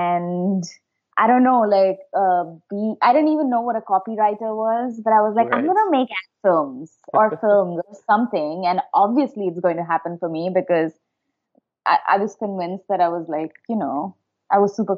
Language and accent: English; Dehradun, Uttarakhand, India; moved away as an adult; also born or lived in Shimla / Mumbai; now in San Francisco, United States; I grew up in Dehradun.